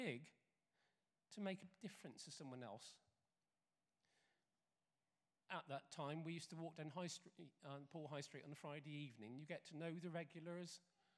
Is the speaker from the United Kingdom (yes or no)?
yes; United Kingdom; being British